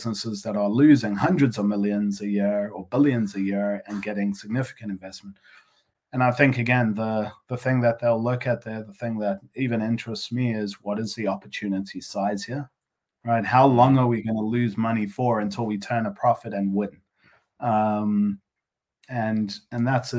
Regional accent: South Africa; moved away; being a South African originally

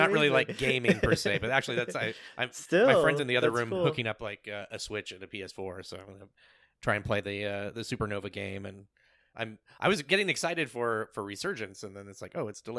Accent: Bellevue, Washington, United States; moved away; I was born in Bellevue, so I was like, I used to live up there.

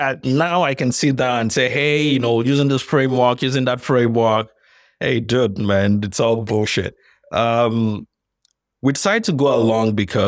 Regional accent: Nigeria; So I'm Nigerian, by the way.

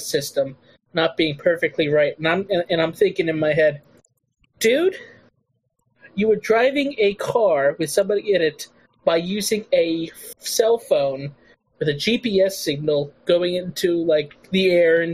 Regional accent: New Jersey, United States; moved away as an adult; now in Pittsburgh, United States; I grew up in New Jersey

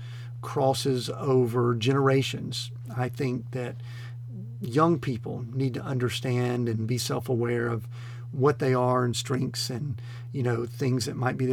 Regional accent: Atlanta, Georgia, United States; I grew up in the Atlanta metro area in the 70s

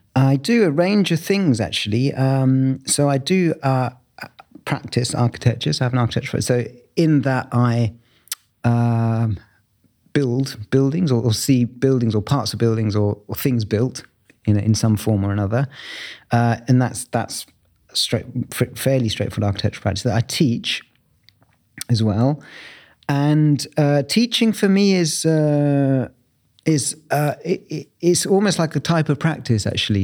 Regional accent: Bromley, London, United Kingdom; I grew up in southeast London in Bromley, um, which is where I was born

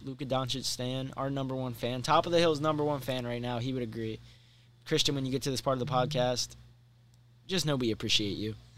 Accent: Maryland, United States; growing up in Maryland and supporting Maryland sports

